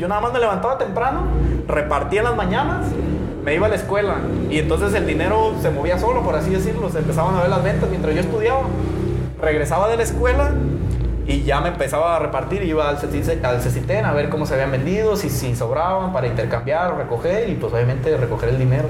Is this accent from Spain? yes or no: no; Ixtlán, Mexico; moved away; yo vengo de Ixtlán